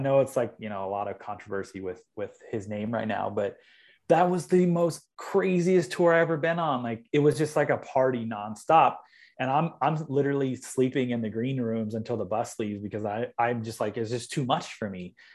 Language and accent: English; Long Beach, California, United States; I grew up in Long Beach, which is like thirty miles south of L